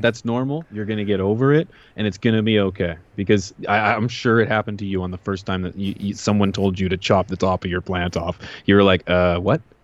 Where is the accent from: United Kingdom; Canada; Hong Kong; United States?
Canada